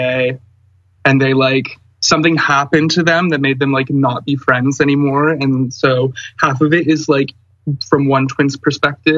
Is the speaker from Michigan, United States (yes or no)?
yes; Lake Orion, Michigan, United States; moved away; I'm from Lake Orion